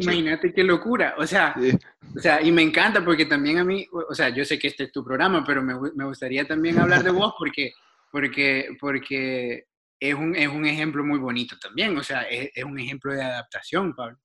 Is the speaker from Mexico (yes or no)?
no; El Salvador; born or raised there; moved away as an adult; also born or lived in Argentina / Denmark / New York, United States; now in Portland, United States